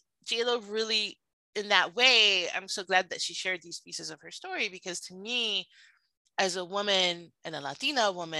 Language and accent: English; Miami, Florida, United States; I grew up in Miami, and in Miami